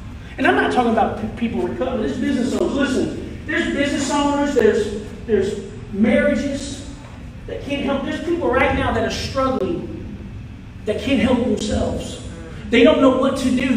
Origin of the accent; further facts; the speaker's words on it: United States; moved away as an adult; now in New York, United States; I'm born and raised in Sumter County, so it's been a long time